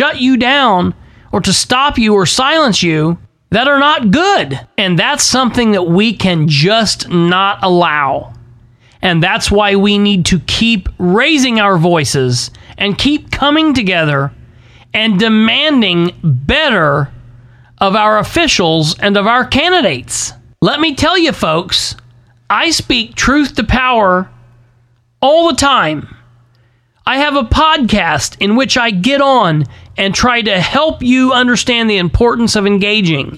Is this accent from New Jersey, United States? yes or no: no; Winchester, Indiana, United States; now in Muncie, United States; I love my hometown of Winchester